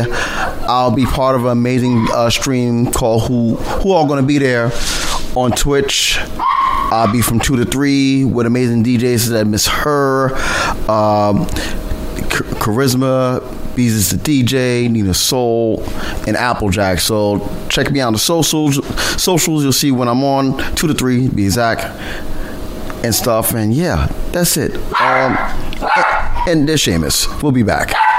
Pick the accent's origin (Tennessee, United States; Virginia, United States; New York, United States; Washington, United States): New York, United States; New York City; I'm born and bred, born and raised in New York. Lived all five boroughs